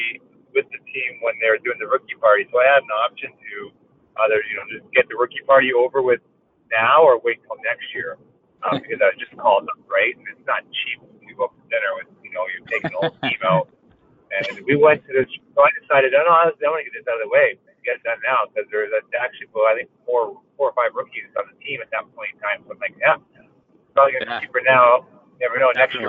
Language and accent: English; Delhi, Ontario, Canada; Delhi is the town that I grew up in. So Norfolk County is the municipality